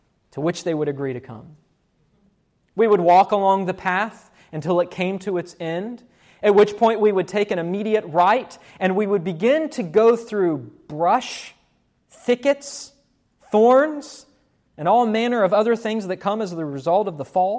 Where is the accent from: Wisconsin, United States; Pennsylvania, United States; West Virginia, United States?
West Virginia, United States; born or raised there